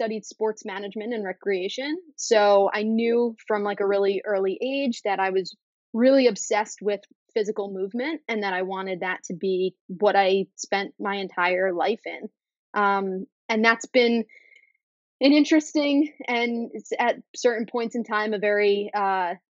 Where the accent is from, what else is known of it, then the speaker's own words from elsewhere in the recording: New York City, New York, United States; I'm born and bred in New York City. I grew up here